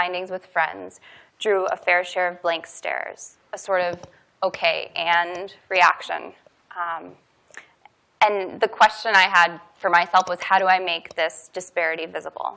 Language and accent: English; Kansas City, Missouri, United States; moved away; my hometown of Kansas City